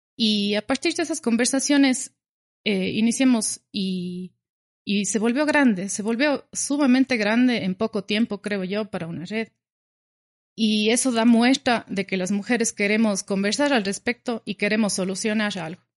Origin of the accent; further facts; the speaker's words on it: Cuenca, Azuay, Ecuador; yo soy cuencana, vivo en Cuenca